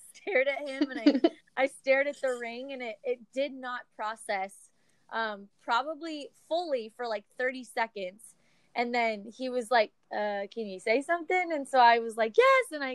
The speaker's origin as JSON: {"language": "English", "town": "Roseville", "region": "California", "country": "United States", "tie": "born or raised there", "moved": "as an adult", "lives_now": "Southern California, United States", "said": "I was born and raised in Northern California. Specifically Roseville, which is like a little suburb out of Sacramento"}